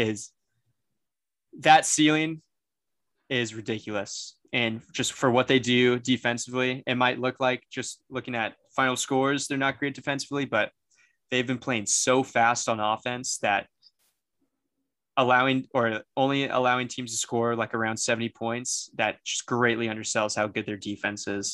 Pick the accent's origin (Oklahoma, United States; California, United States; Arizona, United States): California, United States; San Diego; I'm from San Diego.